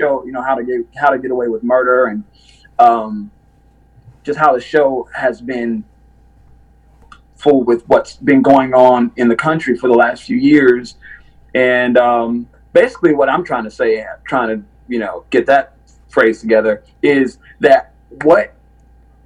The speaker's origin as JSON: {"language": "English", "town": "Winston-Salem", "region": "North Carolina", "country": "United States", "said": "I'm from Winston-Salem, North Carolina"}